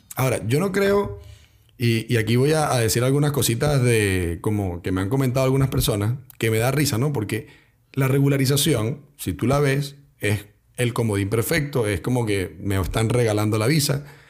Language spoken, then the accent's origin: Spanish; Venezuela; moved away as an adult; now in Chile; yo también soy venezolano